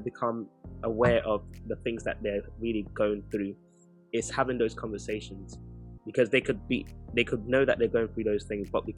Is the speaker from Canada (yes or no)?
no; Nigeria; now in United Kingdom; I'm from Nigeria